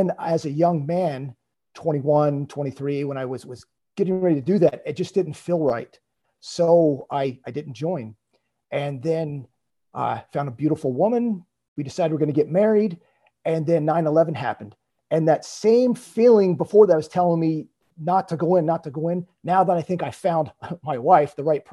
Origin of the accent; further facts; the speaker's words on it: Lancaster County, Southern Pennsylvania, United States; I grew up in Southern Pennsylvania in Lancaster County